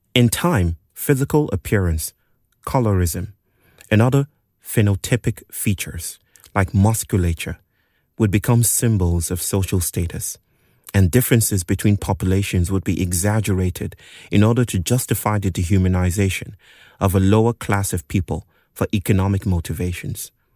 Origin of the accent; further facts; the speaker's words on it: Nigeria; moved away; Growing up in Nigeria